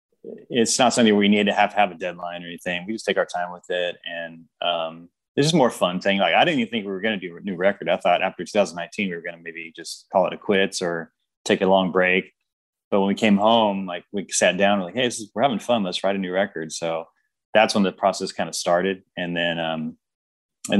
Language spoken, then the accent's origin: English; Sacramento, California, United States; I grew up in South Sacramento